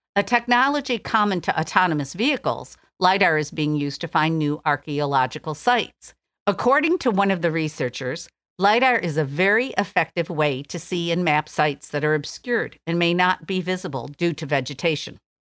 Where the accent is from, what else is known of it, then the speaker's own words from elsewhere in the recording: Detroit, Michigan, United States; Detroit, my hometown